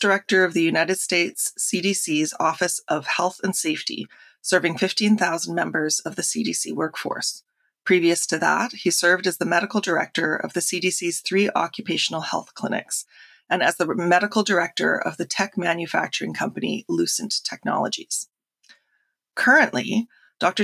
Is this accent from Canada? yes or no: yes; Canada; I'm firstly Canadian